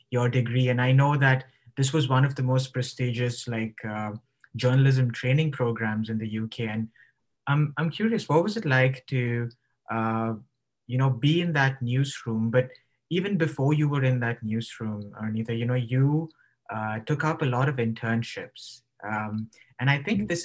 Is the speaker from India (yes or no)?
yes; India; also born or lived in Bahrain / United Kingdom; I was coming to terms with this idea of being Indian and in a foreign context like Bahrain